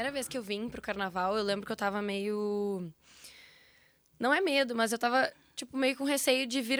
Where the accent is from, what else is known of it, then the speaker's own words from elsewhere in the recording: Porto Alegre, Rio Grande do Sul, Brazil; E daí, pô, saí de Porto Alegre pra encontrar Porto Alegre, mas querendo ou não, tá, vem os teus amigos, mas é, tipo, um mundo de gente